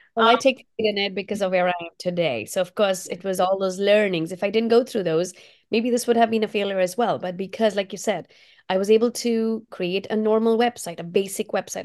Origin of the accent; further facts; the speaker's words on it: India; now in Portland, United States; my Indian roots, because I did grow up in India